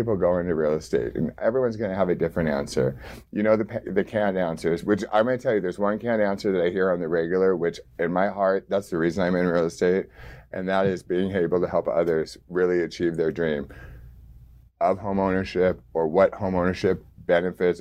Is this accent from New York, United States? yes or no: no; Orange County, California, United States; now in San Diego, United States; when I grew up in Orange County